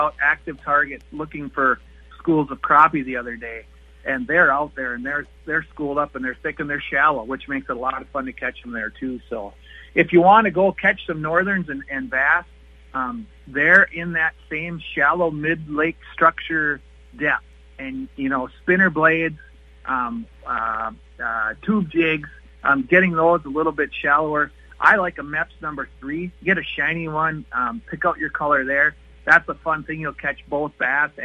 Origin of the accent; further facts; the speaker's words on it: International Falls, Minnesota, United States; growing up in International Falls, we received our news from Superior Duluth